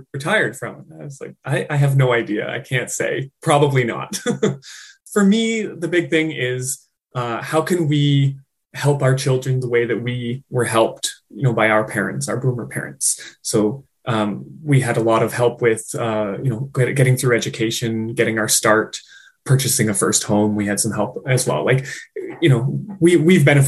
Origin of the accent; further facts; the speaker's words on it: Ontario, Canada; now in British Columbia, Canada; I was home in Ontario. I'm from Ontario originally. I live in BC now.